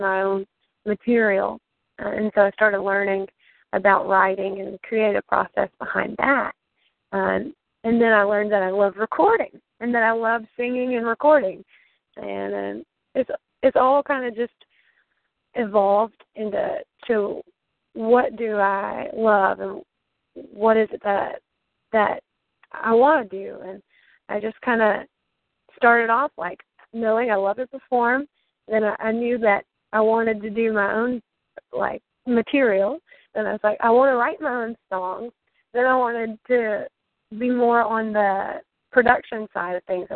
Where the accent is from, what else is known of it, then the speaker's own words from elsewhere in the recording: Alabama, United States; I'm from Alabama. Grew up in Alabama. That's my state.